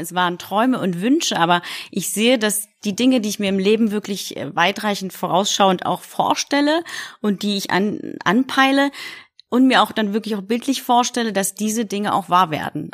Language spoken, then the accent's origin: German; Berlin, Germany; also born or lived in Poznań, Poland; geboren in Polen, in der wunderschönen Stadt Posen, aufgewachsen in Deutschland